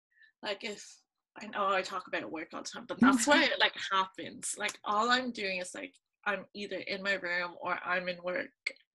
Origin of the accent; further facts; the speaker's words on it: Lucan, Leinster, Ireland; I'm from Lucan, but I was born in Lubbins.